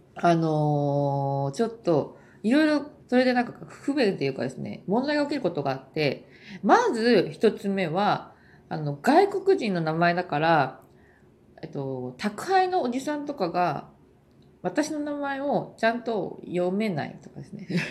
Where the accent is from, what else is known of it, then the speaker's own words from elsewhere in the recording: Japan; moved away as an adult; now in South Korea; 日本人日本で育った、まあ、故郷